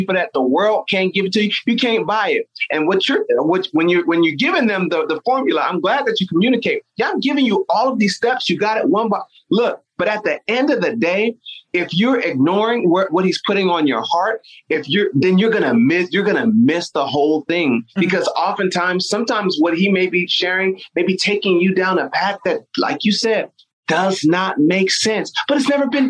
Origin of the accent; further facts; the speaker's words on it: Nigeria; I'm Nigerian